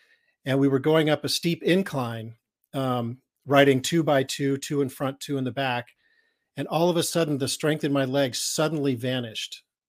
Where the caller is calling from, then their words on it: California, United States; I'm coming from Northern California in a place called Marin County, which is right over the Golden Gate Bridge from San Francisco.